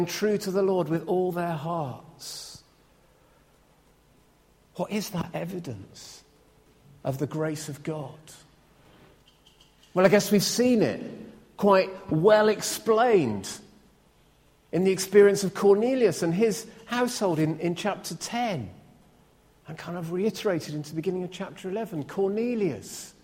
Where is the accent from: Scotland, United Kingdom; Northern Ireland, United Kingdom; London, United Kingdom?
Scotland, United Kingdom; I'm a Scot.